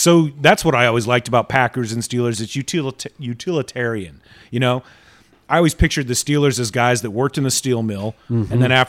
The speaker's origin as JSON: {"language": "English", "country": "Saudi Arabia", "tie": "born or raised there", "said": "when I was growing up in Saudi Arabia, we actually got to take tours of the actual oil, the petroleum museum that Aramco had."}